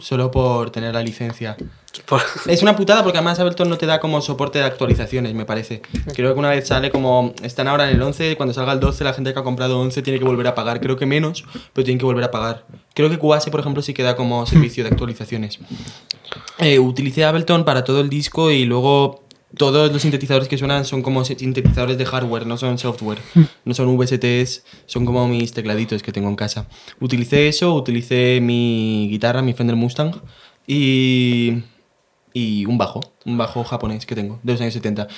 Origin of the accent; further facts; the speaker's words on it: San Juan, Spain; moved away; mi pueblo natal, San Juan